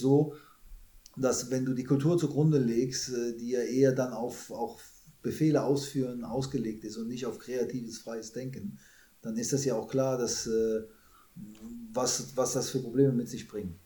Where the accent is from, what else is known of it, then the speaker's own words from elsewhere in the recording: Germany; moved away as an adult; also born or lived in Canada / China; als Deutscher